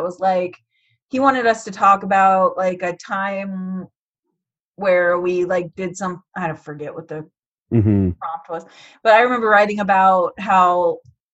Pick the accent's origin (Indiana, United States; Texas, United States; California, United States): Indiana, United States; West Lafayette; I grew up in Purdue. I grew up there